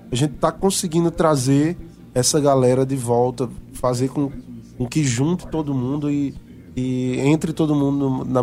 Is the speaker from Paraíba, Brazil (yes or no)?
yes; Itabaiana, Paraíba, Brazil; Eu sou lá de Itabaiana